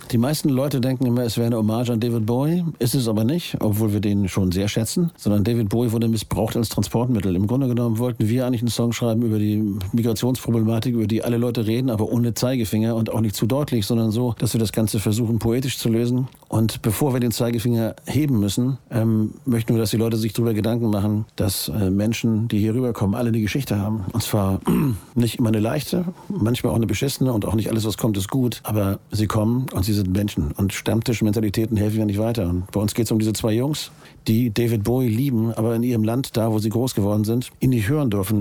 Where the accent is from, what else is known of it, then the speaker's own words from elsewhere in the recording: Hamburg, Germany; Ich bin Hamburger.